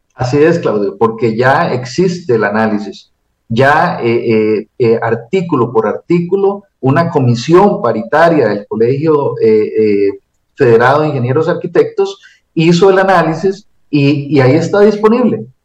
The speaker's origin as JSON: {"language": "Spanish", "country": "Costa Rica", "said": "como cualquier costarricense"}